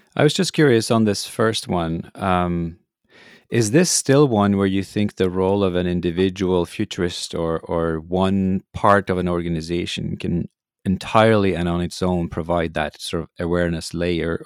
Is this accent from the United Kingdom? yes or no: no; Norway; growing up in Norway, the heroes, of course, were polar explorers.